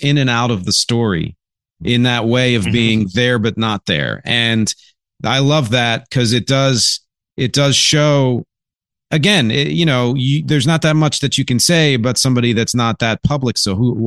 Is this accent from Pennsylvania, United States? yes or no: yes; Philadelphia, Pennsylvania, United States; moved away; I'm originally from Philly